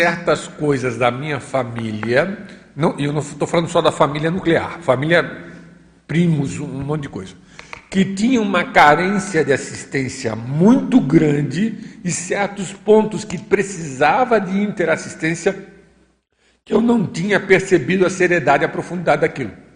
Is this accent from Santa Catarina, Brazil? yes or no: yes; Florianópolis, Santa Catarina, Brazil; moved away as an adult; Florianópolis, que foi onde eu nasci, eu passei uma vinte e poucos anos da minha vida